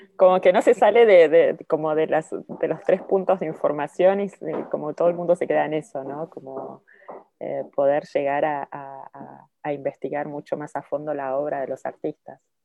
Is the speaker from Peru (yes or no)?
no; Mar del Plata, Buenos Aires Province, Argentina; now in Paris, France; soy de Mar del Plata